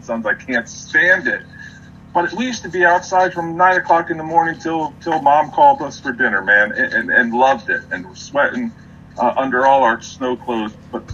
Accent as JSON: {"language": "English", "area": "Union County", "region": "New Jersey", "country": "United States", "tie": "born or raised there", "said": "a little town I grew up in Union County"}